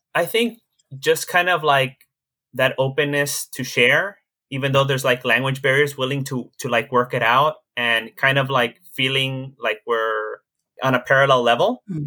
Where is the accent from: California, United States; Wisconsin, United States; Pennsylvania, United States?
California, United States; Los Angeles; I grew up in Koreatown, which is a very diverse neighborhood even to this day.